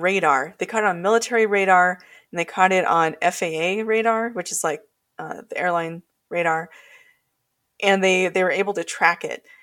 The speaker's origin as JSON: {"language": "English", "town": "North Pole", "region": "Alaska", "country": "United States", "tie": "born or raised there", "said": "I grew up in North Pole"}